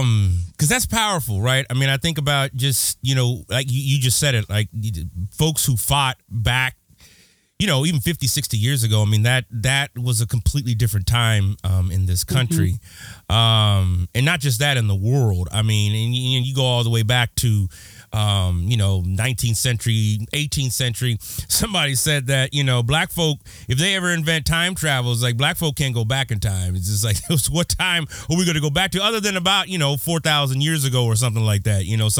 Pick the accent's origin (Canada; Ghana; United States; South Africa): United States; Texas; born there; also born or lived in California; I consider California home, but I was born in Texas, a small rural town. I was the only Black kid in about a 40-mile radius.